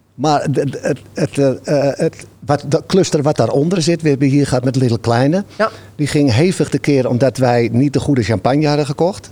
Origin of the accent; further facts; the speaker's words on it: Amsterdam, North Holland, Netherlands; now in Halsteren, Netherlands; ik kom uit Amsterdam-Noord, maar ik heb een tijdje in Oost gewoond